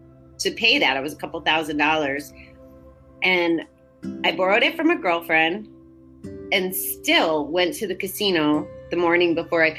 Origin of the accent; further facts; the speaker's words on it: Connecticut, United States; now in Schenectady, United States; I was born and raised in Connecticut